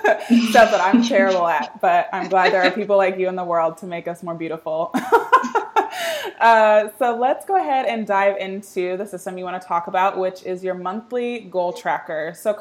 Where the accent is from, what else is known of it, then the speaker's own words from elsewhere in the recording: Texas, United States; from my home state of Texas.